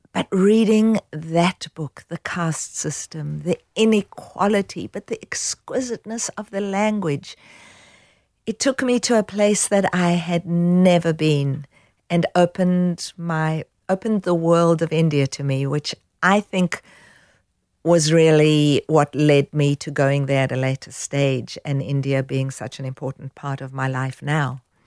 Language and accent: English; South Africa; growing up in South Africa